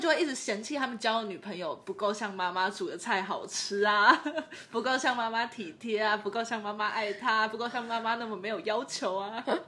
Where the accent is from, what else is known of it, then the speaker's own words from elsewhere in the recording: Taiwan; 台湾人大部分，我说的是汉人嘛， 就是大部分都是从中国移民过来的。嗯。对，所以我们本身的认同其实是中国